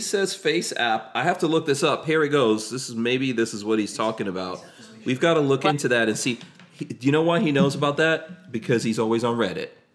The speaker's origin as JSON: {"language": "English", "country": "United States", "tie": "born or raised there", "said": "growing up in America in the 80s"}